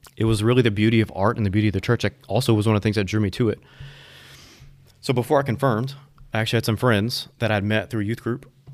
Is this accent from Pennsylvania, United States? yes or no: no; Houma, Louisiana, United States; also born or lived in Thibodaux; I grew up in Houma, Thibodeau, down south.